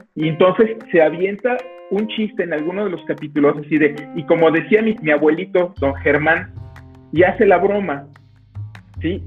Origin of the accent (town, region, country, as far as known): Mexico